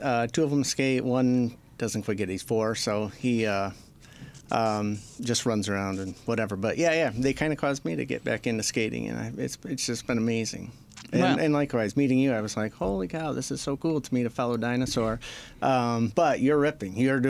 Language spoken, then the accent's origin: English; Traverse City, Michigan, United States; also born or lived in Indiana; I was born in Indiana. I don't remember it. My parents moved right away, I think, up towards Traverse City. And that's all I remember growing up.